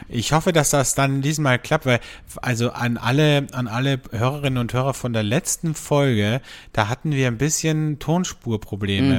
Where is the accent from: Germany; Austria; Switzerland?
Austria; bei uns in Österreich